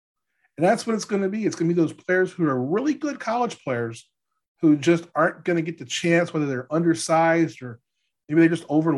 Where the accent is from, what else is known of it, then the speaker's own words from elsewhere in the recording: New Orleans, Louisiana, United States; now in Kansas City, United States; I'm from New Orleans